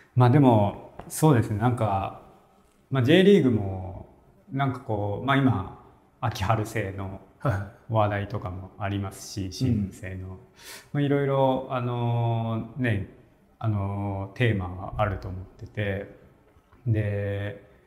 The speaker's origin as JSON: {"language": "Japanese", "region": "Niigata", "country": "Japan", "tie": "born or raised there", "said": "僕新潟出身なんですけど"}